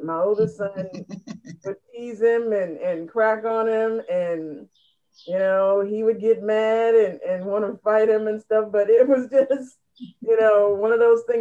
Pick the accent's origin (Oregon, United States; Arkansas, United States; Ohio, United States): Ohio, United States; in our area, I'm from Ohio.